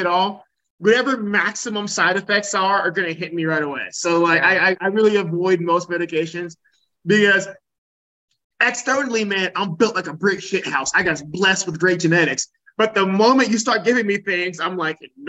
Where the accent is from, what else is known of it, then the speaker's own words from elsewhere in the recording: Ohio, United States; I'm from Ohio, we used to have the Ohio State Fair, right? Like, every summer, all this shit in Columbus